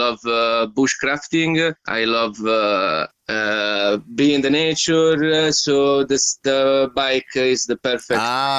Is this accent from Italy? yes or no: yes; Italy; moved away as an adult; also born or lived in England / Germany; from Italy. I am 36 at the moment.